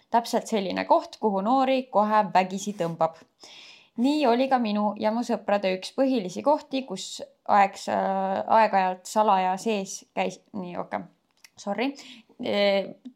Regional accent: Elva, Tartu County, Estonia; olen pärit ühest väikesest linnast nimega Elva.

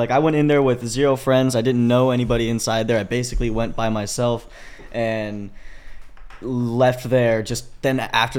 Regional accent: Kansas City, Missouri, United States; also born or lived in Joplin; Yeah, I mean, I'm born and raised in Kansas City.

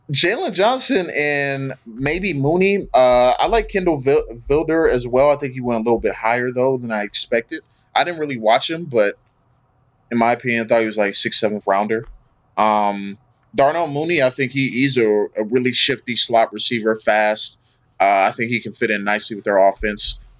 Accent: Canada; I'm I'm from Canada.

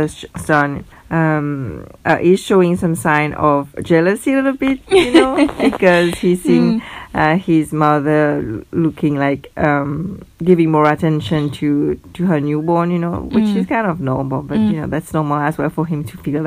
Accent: Mauritius; now in Ireland; I am from Mauritius. And actually, my family is not from Mauritius, we are from another island

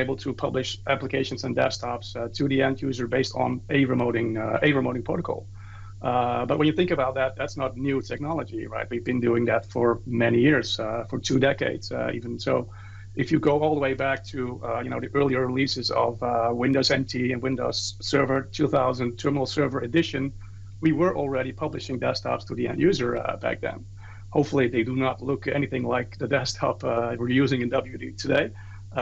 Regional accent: Netherlands; I'm from the Netherlands.

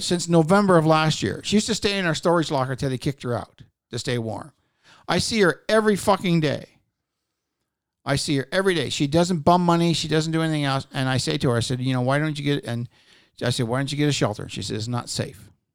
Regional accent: Newfoundland and Labrador, Canada; I'm fucking from Newfoundland.

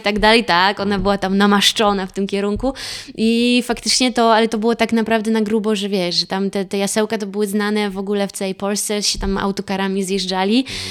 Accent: Cieszyn, Silesian Voivodeship, Poland; moved away; also born or lived in Warsaw / Kowary area (Karkonosze); ja pochodzę z Cieszyna, z Beskidów

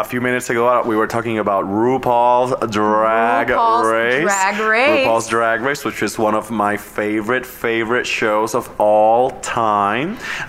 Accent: Cataño, Puerto Rico; moved away; my hometown of Cataño, Puerto Rico.

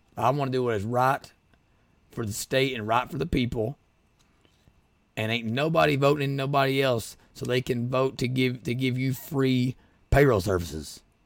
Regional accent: Rural Kentucky, United States; We're from Royal Kentucky

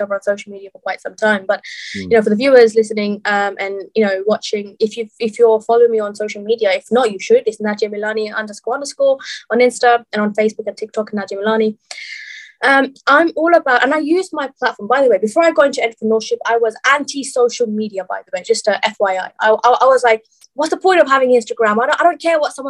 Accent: Bangladesh; moved away; I'm originally from Bangladesh

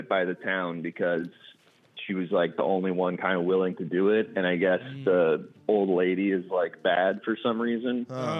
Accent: New York, United States; moved away as an adult; also born or lived in Orange County, California; I grew up 18 years in New York, really 17

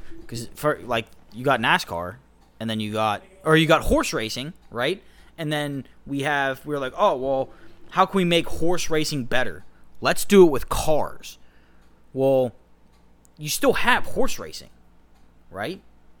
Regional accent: Pittsburgh, Pennsylvania, United States; moved away; I'm from Pittsburgh, so I say it a little different than these Midwesterners out here.

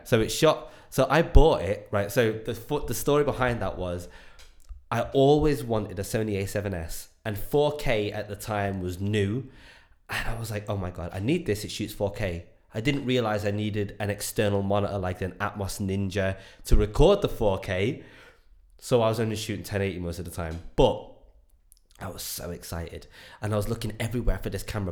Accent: Enniscorthy, Leinster, Ireland; moved away; I grew up in Ireland in the back house of absolute nowhere in a little town called Enniscorthy

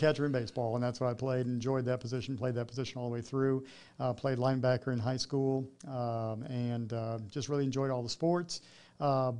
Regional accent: Clearwater, Florida, United States; moved away as an adult; also born or lived in Lakeland, Florida; now in Columbus, United States; I grew up in Clearwater, Florida. I was raised there with my mom and dad

